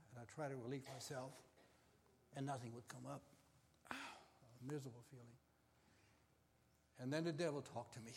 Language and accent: English; Hamburg, Germany; moved away as an adult; now in United States